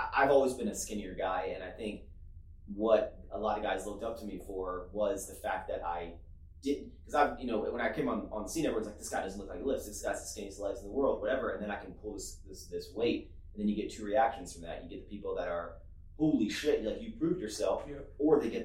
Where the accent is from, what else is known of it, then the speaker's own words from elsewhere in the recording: East Coast, United States; I come from East Coast